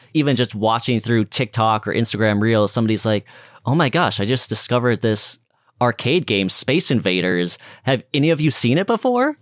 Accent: United States; as an American

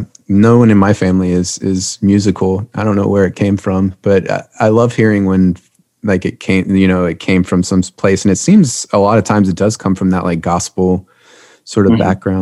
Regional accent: Louisiana, United States; I'm from Louisiana

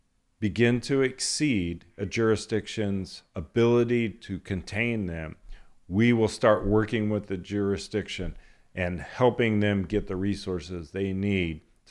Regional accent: Kern County, California, United States; growing up in Kern County, country music.

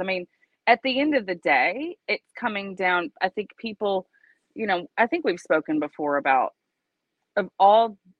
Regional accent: Georgia, United States; moved away; I grew up in Georgia

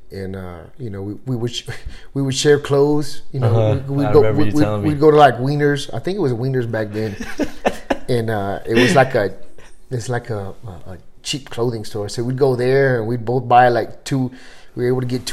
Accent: Converse, Texas, United States; moved away as an adult; I grew up, like, in Converse and Live Oak area.

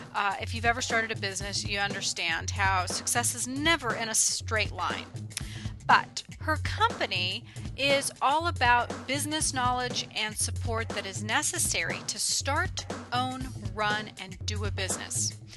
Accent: California, United States; born and raised in California

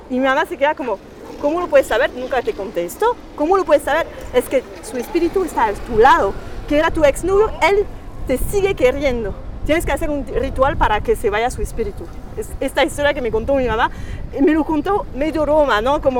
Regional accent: France; Spanish is a second language; siendo francesa, de padres, madre y padre franceses

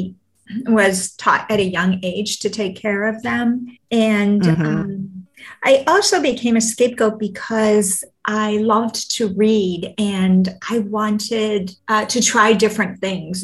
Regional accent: Vancouver, British Columbia, Canada; I'm actually from Vancouver

